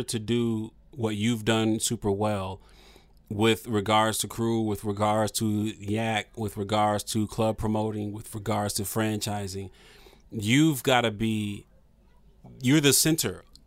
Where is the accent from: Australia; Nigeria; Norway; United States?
United States; Toledo, Ohio; I'm from Toledo, Ohio.